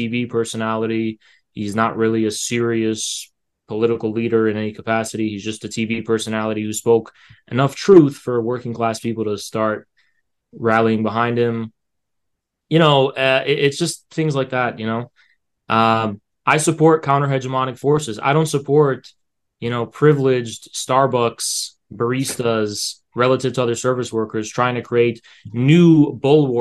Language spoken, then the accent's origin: English; United States; I've just never really been outside the U.S. I'm actually an American.